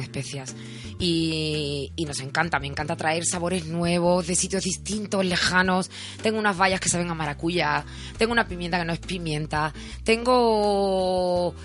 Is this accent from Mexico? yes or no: no; Cádiz, Andalusia, Spain; moved away; yo soy gaditana